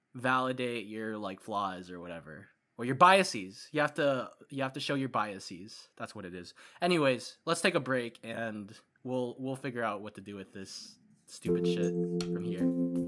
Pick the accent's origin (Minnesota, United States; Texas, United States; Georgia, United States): Minnesota, United States; born there; now in Washington, United States; I was born in Minnesota and I came over to Washington.